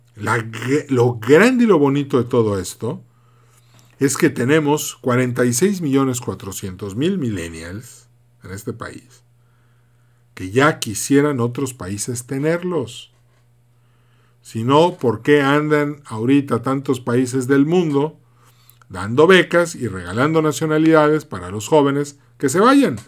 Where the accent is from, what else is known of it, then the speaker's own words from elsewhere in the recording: Mexico; como mexicanos